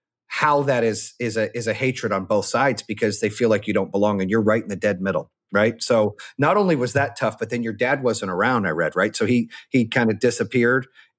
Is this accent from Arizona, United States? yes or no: yes; Arizona, United States; also born or lived in North Carolina; I've had a lot of friends, you know, growing up in Arizona and North Carolina, I've had a lot of diverse friends along the way, right?